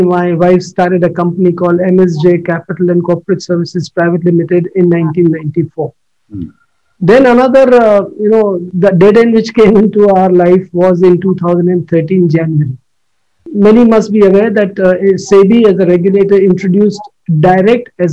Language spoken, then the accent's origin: English; Mumbai, Maharashtra, India; moved away as an adult; also born or lived in Delhi; now in Gurgaon, India; I'm from Bombay